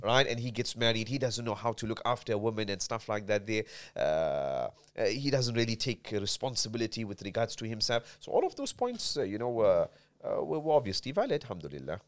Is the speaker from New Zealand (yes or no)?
no; South Africa; moved away; also born or lived in Medina; I'm born and bred in South Africa